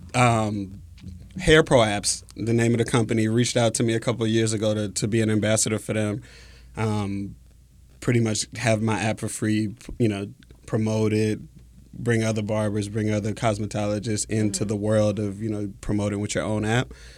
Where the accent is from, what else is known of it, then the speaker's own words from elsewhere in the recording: Mississippi, United States; moved away as an adult; also born or lived in Syracuse, New York; coming from Mississippi